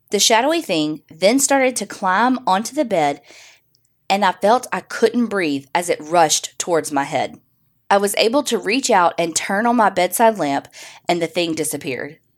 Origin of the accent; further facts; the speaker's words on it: Northeast, United States; My parents like old houses, and growing up in the Northeast, there was no shortage of houses and local history and lore.